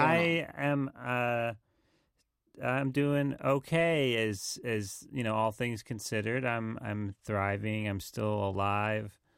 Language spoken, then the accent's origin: English; the South, United States; accent: southern; my southern accent comes out.